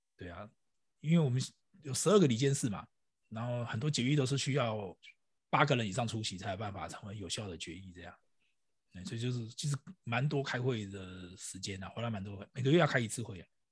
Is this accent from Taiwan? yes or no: yes; Taiwan; 我们台湾翻成类比讯号